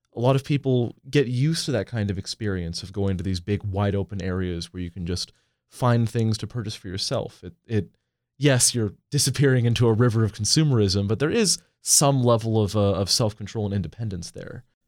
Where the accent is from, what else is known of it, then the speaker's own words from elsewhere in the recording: Portland, Oregon, United States; moved away; I'm from Portland, Oregon originally